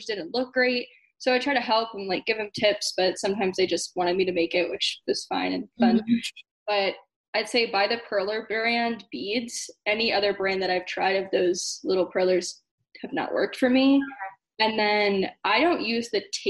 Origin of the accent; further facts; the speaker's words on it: Florida, United States; moved away as an adult; now in Atlanta, United States; I am from Florida, but I moved to Atlanta right after EDC Orlando last year, so in November.